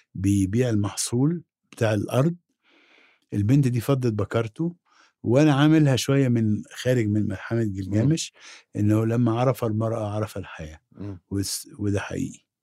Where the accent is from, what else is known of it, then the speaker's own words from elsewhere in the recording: Egypt; اكون انا مصري